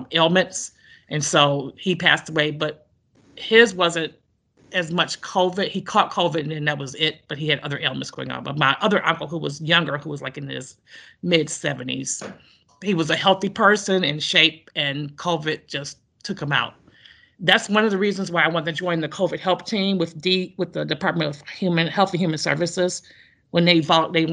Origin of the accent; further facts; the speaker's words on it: Detroit, Michigan, United States; moved away as an adult; now in East Lansing, United States; I'm originally from Detroit. I've been living in East Lansing since 84, but I'm from Detroit, went to Detroit Public Schools